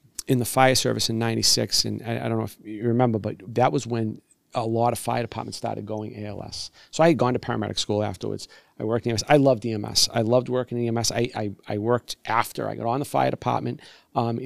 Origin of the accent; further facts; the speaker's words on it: Brockton, Massachusetts, United States; that's where I wanted to be, my hometown, born and raised